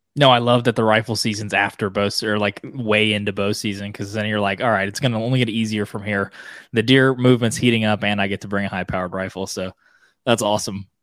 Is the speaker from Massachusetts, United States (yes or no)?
no; Oklahoma, United States; I grew up in Oklahoma